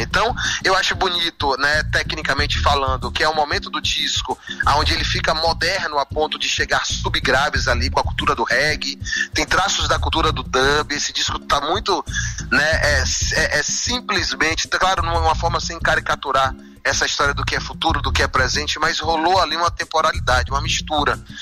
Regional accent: Senhor do Bonfim, Bahia, Brazil; also born or lived in Feira de Santana; eu vivi em Senhor do Bonfim, nasci em Feira de Santana, mas vivi muito a parte da minha vida em Senhor do Bonfim.

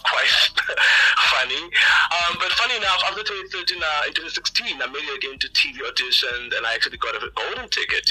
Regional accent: Cape Town, Western Cape, South Africa; I was born and bred in Cape Town

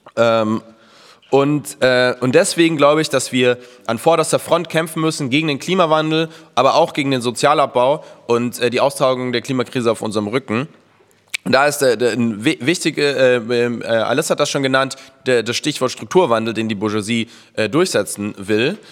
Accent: Munich, Bavaria, Germany; moved away; in München, wo ich herkomme

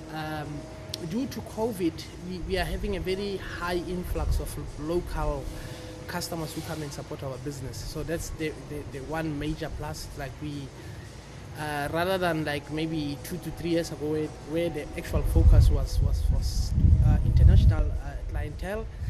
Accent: Free State, South Africa; now in Cape Town, South Africa; I'm based in Cape Town, original from Central South Africa. I'm from the Free State.

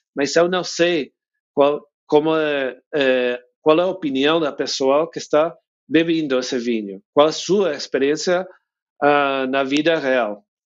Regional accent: United States; Portuguese is a second language; moved away as an adult; now in Mendoza, Argentina; eu sou de, de Estados Unidos

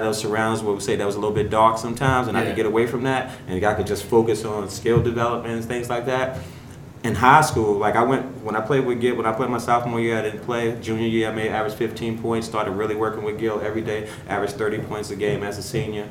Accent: New York City, New York, United States; I grew up in Brownsville Projects

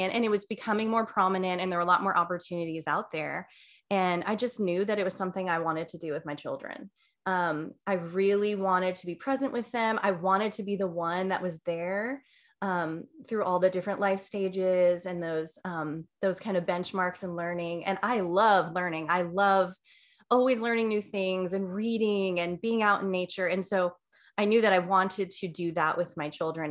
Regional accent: New Jersey, United States; I grew up in New Jersey

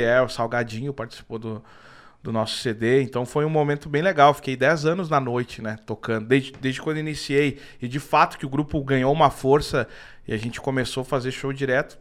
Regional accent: Rio Grande do Sul, Brazil; eu também, por ser gaúcho, tem muita galera que acha que eu não sou gaúcho

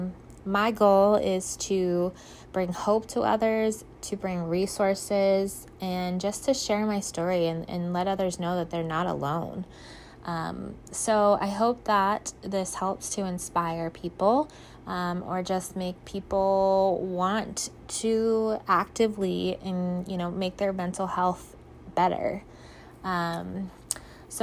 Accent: Ohio, United States; I'm from Ohio. I was born and raised here

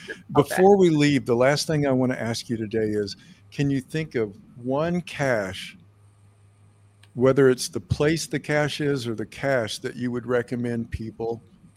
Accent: Joplin, Missouri, United States; we're both from Joplin, Missouri.

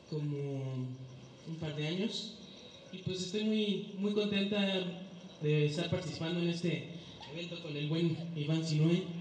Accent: Querétaro, Mexico; Yo también soy queretana.

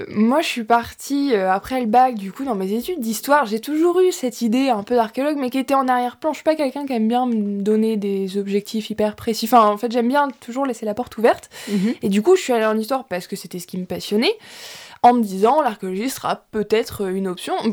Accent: Louviers, Normandy, France; moved away as an adult; now in Rouen, France; je viens de Louviers

